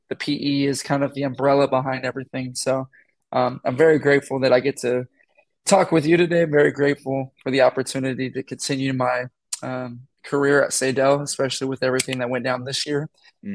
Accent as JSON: {"language": "English", "region": "Texas", "country": "United States", "also_born_or_lived": "Iowa", "said": "I'm originally from Texas, born, moved around a lot. I won't even go down that rabbit hole of my journey to Iowa, but I came up here, went to Grandview."}